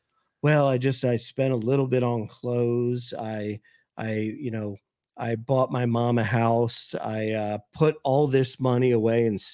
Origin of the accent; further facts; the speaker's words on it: Philadelphia, Pennsylvania, United States; now in Pittsburgh, United States; I'm originally from Philadelphia, but now live in Pittsburgh